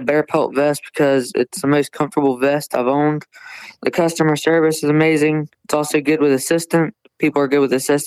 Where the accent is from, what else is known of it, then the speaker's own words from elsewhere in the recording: Okeechobee, Florida, United States; I'm from Okeechobee County. Okeechobee is in Florida